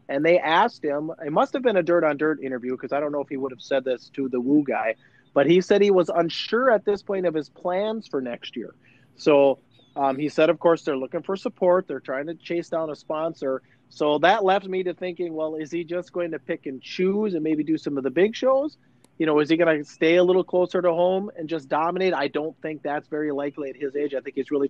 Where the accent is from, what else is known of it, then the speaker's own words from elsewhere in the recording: Hibbing, Minnesota, United States; I'm from Hibbing